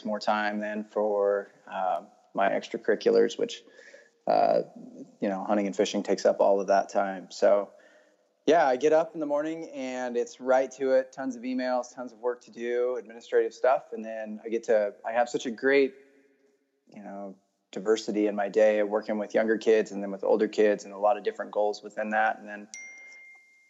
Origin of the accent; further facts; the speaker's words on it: Central Oregon, United States; moved away as an adult; also born or lived in Idaho; So yeah, I grew up in Oregon. I actually was born in Idaho and then my family moved and bought a ranch in Central Oregon.